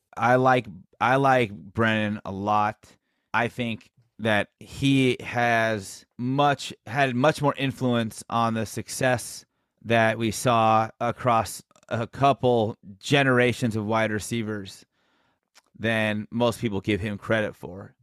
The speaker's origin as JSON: {"language": "English", "town": "San Carlos", "region": "California", "country": "United States", "tie": "born or raised there", "said": "where I was born and raised in San Carlos"}